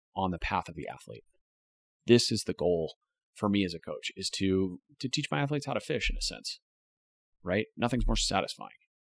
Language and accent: English; United States; As American writers